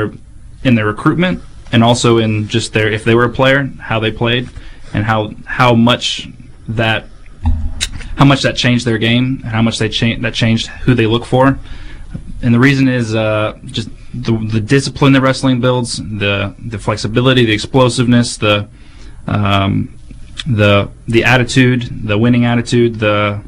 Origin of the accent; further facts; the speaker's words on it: Dublin, Ohio, United States; Yeah, I started wrestling when I was 7 years old. I'm from Dublin, Ohio. We had a little youth program that fed into our middle school and high school program, and that's how I got started.